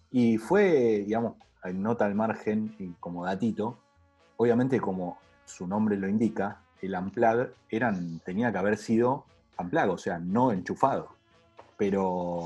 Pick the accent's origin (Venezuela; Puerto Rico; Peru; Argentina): Argentina; necesitamos como argentinos